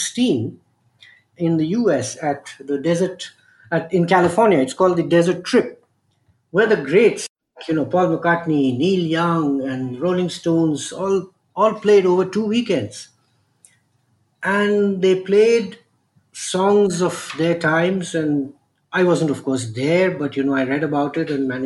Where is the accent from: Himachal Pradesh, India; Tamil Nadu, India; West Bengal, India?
West Bengal, India; Kolkata; born and brought up in Calcutta